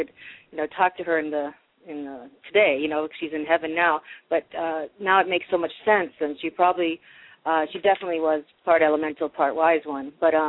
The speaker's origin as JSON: {"language": "English", "region": "Massachusetts", "country": "United States", "tie": "born or raised there", "said": "Growing up in Massachusetts, I was just about an hour from Salem"}